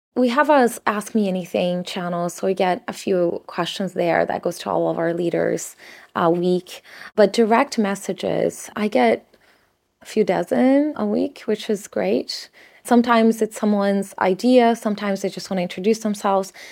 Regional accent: São Paulo, Brazil; moved away; My family just didn't have a lot growing up in Sao Paulo in Brazil

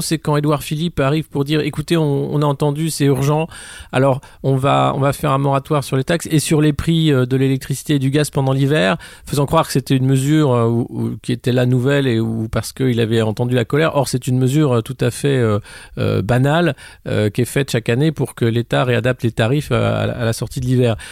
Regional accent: France; en tant que Français

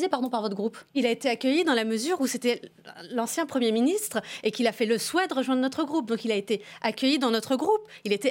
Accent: France; nous, en tant que Français

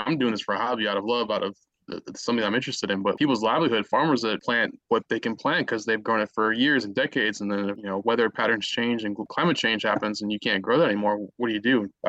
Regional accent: Chicago, Illinois, United States; We are originally from Chicago

